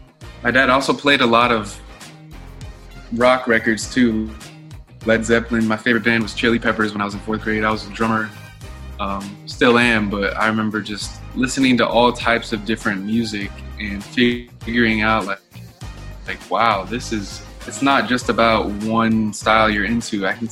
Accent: Los Angeles, California, United States; I was born and raised in Los Angeles, California, to amazing parents, amazing family.

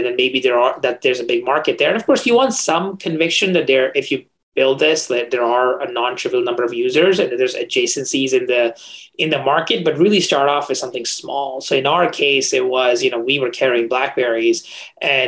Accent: India; moved away; I grew up in India, in a small town in India

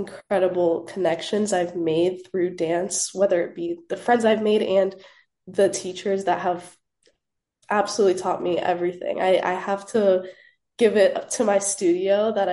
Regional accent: Orlando, Florida, United States; moved away as an adult; now in Tallahassee, United States; I'm originally from Orlando, Florida

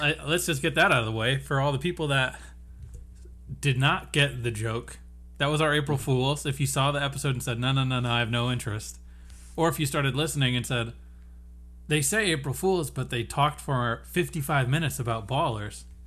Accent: United States; we're from America

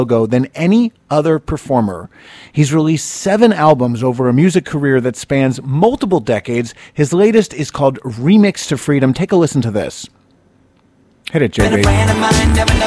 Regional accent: New Jersey, United States; born or raised there

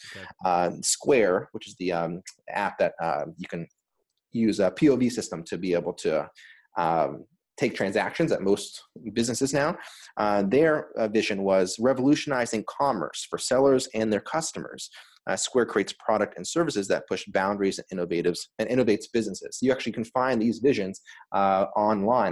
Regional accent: Los Angeles, California, United States; moved away as an adult; also born or lived in Boston; I grew up in Los Angeles, California

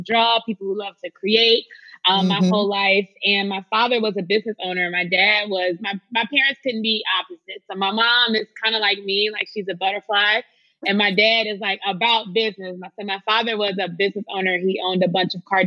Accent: Memphis, Tennessee, United States; moved away; also born or lived in New York; growing up in Memphis

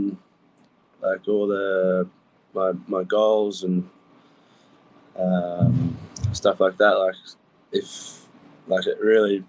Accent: Bowral, New South Wales, Australia; also born or lived in Mittagong; I was born in a town called Barrow, which is about 5 minutes from where I live now, which is a town called Mittagong. It's in like a place we call the Southern Highlands

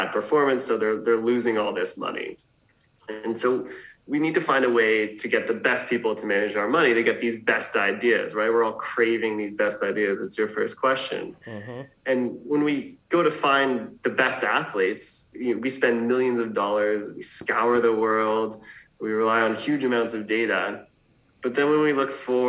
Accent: Canada; moved away as an adult; also born or lived in New York; I grew up in Canada and left when I was 20.

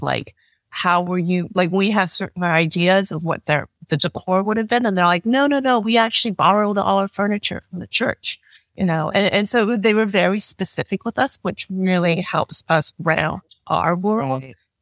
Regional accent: Canada; moved away; I'm Chinese Canadian.

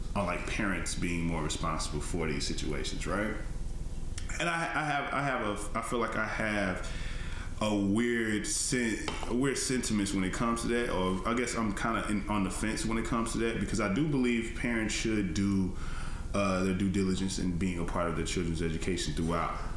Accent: Tennessee, United States; I'm from Tennessee and I went to school in Tennessee

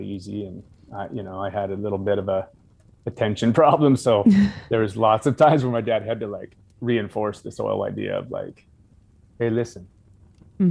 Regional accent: North Idaho, United States; I was born and raised in North Idaho, where that was just a lifestyle

